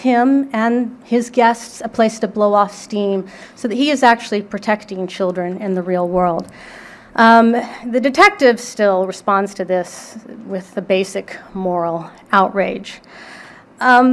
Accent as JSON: {"language": "English", "town": "San Antonio", "region": "Texas", "country": "United States", "tie": "born or raised there", "said": "I grew up in San Antonio, Texas"}